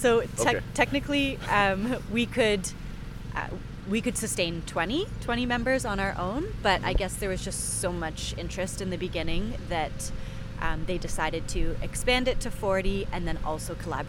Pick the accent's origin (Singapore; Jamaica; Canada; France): Canada; Yes, I am from Canada. Yeah. I should mention that. So before I moved here